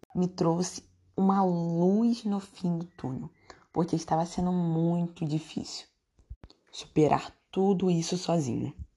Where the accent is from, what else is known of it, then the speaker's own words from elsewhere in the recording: São Gonçalo, Rio de Janeiro, Brazil; also born or lived in Niterói; Sempre morei em São Gonçalo